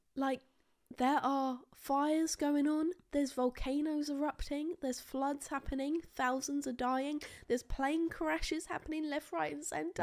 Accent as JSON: {"language": "English", "country": "United Kingdom", "said": "we're boring British people"}